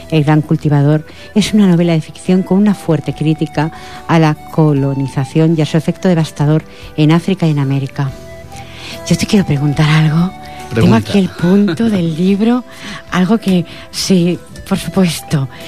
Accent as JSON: {"language": "Spanish", "town": "Badalona", "region": "Catalonia", "country": "Spain", "tie": "born there", "said": "Nací en Badalona el 7 de febrero del año, bueno, dejémoslo ahí, hijo de padre catalán y madre andaluza."}